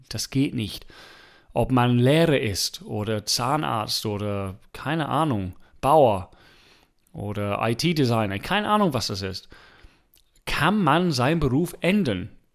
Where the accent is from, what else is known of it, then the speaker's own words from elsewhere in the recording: England, United Kingdom; German is a second language; now in Germany; ich als Engländer